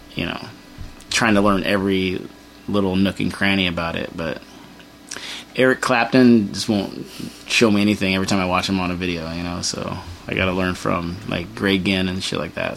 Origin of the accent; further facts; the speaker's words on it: Torrance, California, United States; now in San Pedro, United States; I grew up in Torrance